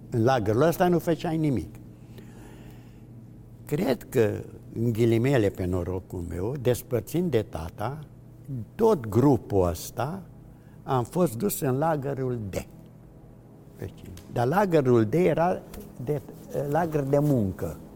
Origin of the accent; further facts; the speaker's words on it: Târgu Mureș, Mureș County, Romania; un grup destul de mare, care eram din Târgu Mureș, majoritatea foștii mei colegi de școală, liceu, am ieșit